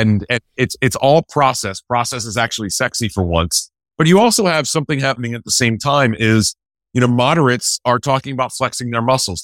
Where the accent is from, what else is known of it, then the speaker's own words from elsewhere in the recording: Winston-Salem, North Carolina, United States; moved away; also born or lived in Richmond, Virginia; I grew up in Winston-Salem, North Carolina, and Richmond, Virginia